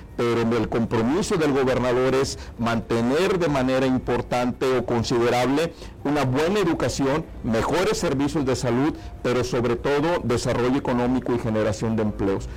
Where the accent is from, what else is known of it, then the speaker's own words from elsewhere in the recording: Tamaulipas, Mexico; Los tamaulipecos no somos mexicanos de segunda